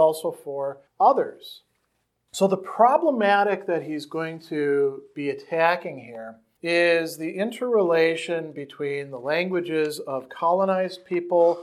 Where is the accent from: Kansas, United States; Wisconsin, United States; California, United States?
Wisconsin, United States; accent: Wisconsin; my Wisconsin accent, which can sometimes be a little bit thick at times